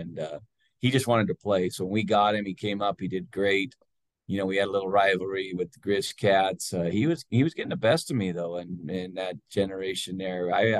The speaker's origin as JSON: {"language": "English", "region": "Montana", "country": "United States", "moved": "as an adult", "lives_now": "Calgary, Canada", "said": "Montana, and yet, man, what a pain to get back to my home state."}